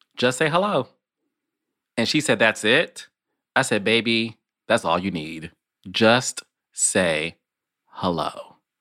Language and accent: English; Detroit, Michigan, United States; I'm from Detroit